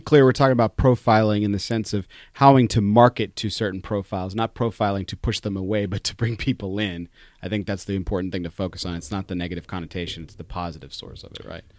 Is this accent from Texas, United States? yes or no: yes; El Paso, Texas, United States; I'm from El Paso, Texas